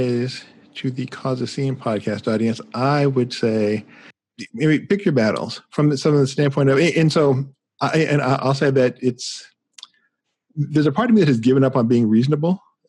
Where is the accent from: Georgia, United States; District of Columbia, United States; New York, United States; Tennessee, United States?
District of Columbia, United States; Washington; moved away; I'm originally from Washington D.C. And so I am, you know, I take some of that stuff kind of personally from the standpoint of like I am literally from the government. You know, it's like I'm not from any particular state or whatever. I'm from a federal district